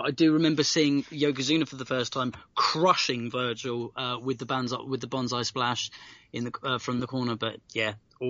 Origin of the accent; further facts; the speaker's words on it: United Kingdom; we obviously as British wrestlers